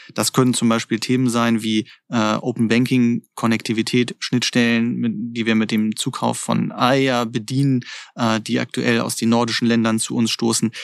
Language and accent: German; Germany